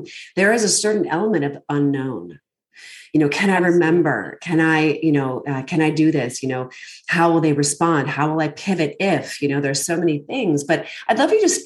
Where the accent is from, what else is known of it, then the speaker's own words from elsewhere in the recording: United States; also born or lived in Northern Virginia / Bethesda, Maryland; I grew up just outside of Washington, D.C.